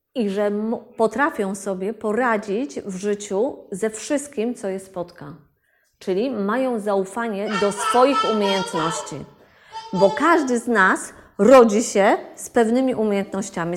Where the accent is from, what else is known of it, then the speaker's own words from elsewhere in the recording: Wrocław, Lower Silesian Voivodeship, Poland; ja jestem z Wrocławia